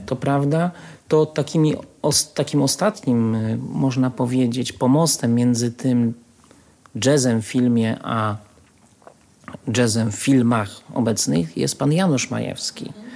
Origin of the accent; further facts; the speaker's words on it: Łódź, Łódź Voivodeship, Poland; ja się urodziłem w Łodzi i jestem z miasta Łodzi